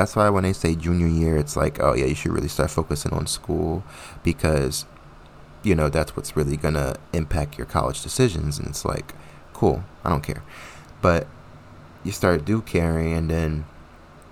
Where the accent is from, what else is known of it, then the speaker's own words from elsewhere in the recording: New Jersey, United States; moved away as an adult; also born or lived in Connecticut; I went to school in Connecticut and I'm from New Jersey